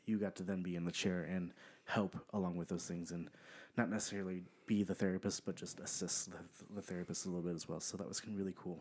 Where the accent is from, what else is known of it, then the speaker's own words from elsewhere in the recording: Pomona, California, United States; I am from Southern California, so I was born in Pomona, California